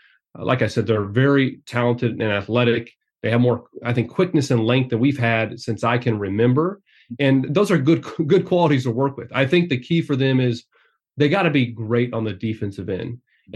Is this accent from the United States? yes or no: yes; Champaign, Illinois, United States; You know, I grew up in Champaign and following the Illini